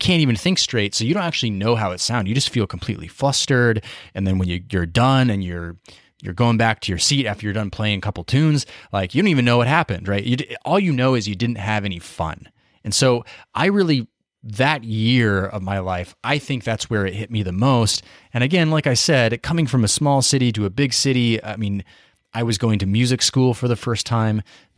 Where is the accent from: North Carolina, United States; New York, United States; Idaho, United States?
Idaho, United States; Boise; I grew up in Boise, Idaho, which for those of you know, it's a small city.